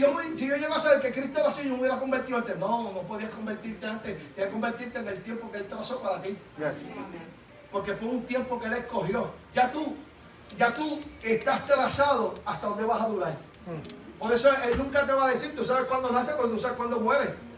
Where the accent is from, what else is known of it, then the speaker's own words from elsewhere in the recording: Puerto Rico; now in Kissimmee, United States; yo soy boricua